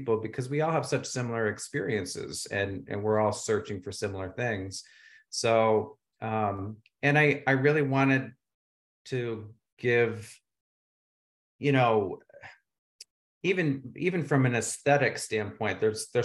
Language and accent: English; Vermont, United States; also born or lived in Los Angeles; now in Palm Springs, United States; We're both from Vermont, and we came to Palm Springs a couple of years ago by way of LA.